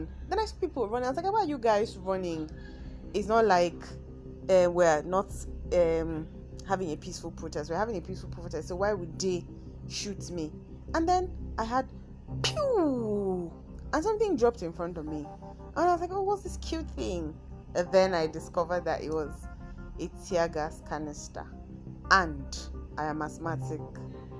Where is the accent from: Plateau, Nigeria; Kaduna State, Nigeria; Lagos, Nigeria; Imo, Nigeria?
Kaduna State, Nigeria; Kaduna; accent: Nigerian, Kaduna; My Nigerian accent, I mean my Kaduna accent comes in once in a while